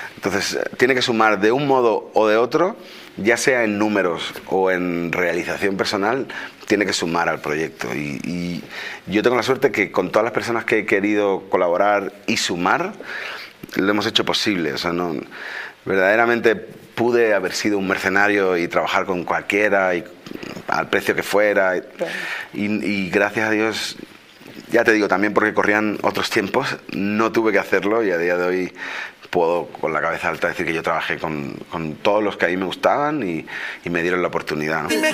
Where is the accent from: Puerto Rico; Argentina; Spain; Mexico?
Spain